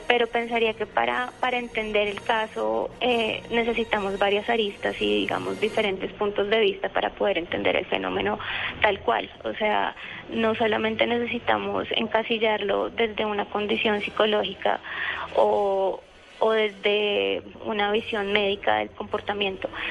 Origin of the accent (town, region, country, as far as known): Colombia